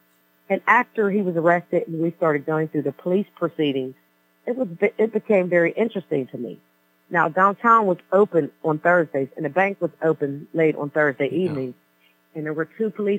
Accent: McKeesport, Pennsylvania, United States; Born and raised in the city of McKeesport.

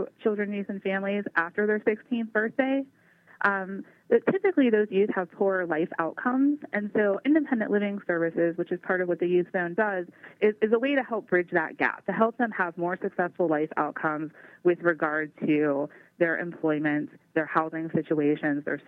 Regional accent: Pittsburgh, Pennsylvania, United States; also born or lived in Meadville, Pennsylvania / Crawford County, Pennsylvania / Erie County, Pennsylvania; I grew up in Dormont in Pittsburgh

